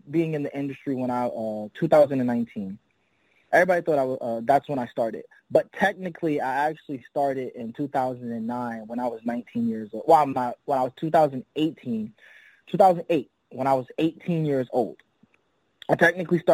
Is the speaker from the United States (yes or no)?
yes; Mount Vernon, New York, United States; I'm from Mount Vernon, New York, right? Which is literally the edge of the Bronx